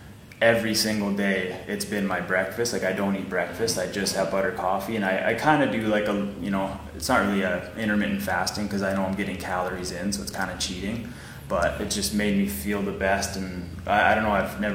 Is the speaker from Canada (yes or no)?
yes; Warman, Saskatchewan, Canada; I was born and raised in Warman, Saskatchewan.